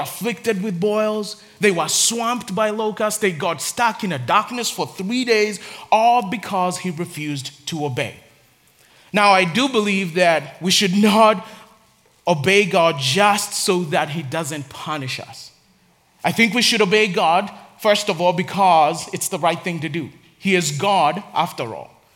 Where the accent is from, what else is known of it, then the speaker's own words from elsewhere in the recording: Nairobi, Kenya; I grew up in Nairobi in Africa.